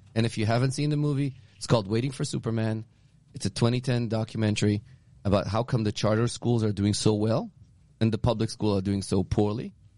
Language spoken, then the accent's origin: English; Israel; now in Newton, United States; growing up in Israel because I grew up in a communist country